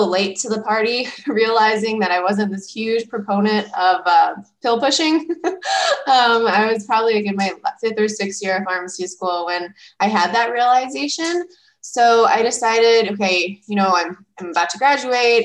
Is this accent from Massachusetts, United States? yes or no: no; Lorain, Ohio, United States; moved away as an adult; also born or lived in San Antonio, Texas / San Francisco Bay Area, California / Chicago, Illinois; I grew up in Lorain, Ohio, which is just west of Cleveland